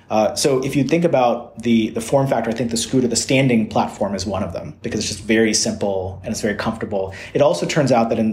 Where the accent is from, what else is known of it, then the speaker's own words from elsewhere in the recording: Georgia, United States; also born or lived in Louisiana / Texas; And, you know, I grew up in the southern United States. I grew up in Georgia and Louisiana and Texas.